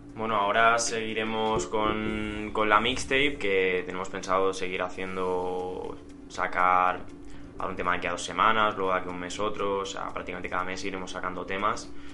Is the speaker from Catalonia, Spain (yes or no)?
yes; Santa Coloma de Gramenet, Catalonia, Spain; aquí en Barcelona, de las afueras de Barcelona, soy de Santa Colma de Gramanet